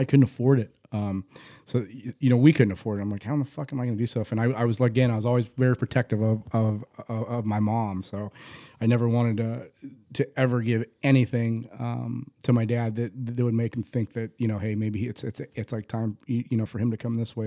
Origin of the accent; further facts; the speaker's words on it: Phoenix, Arizona, United States; also born or lived in Tempe, Arizona; I was born in Saint Joe's. We lived in South Phoenix